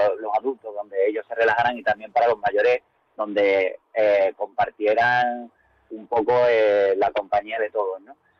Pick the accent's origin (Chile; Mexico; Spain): Spain; Algeciras, Andalusia; nosotros nos criamos en ese barrio, ¿no? Gran parte de la Junta Directiva nos criamos en San Artesanos